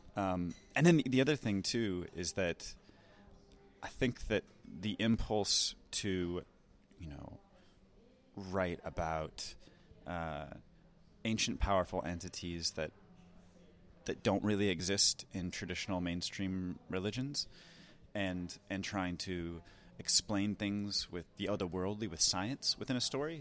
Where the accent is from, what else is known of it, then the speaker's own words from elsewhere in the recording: United States; as an American filmmaker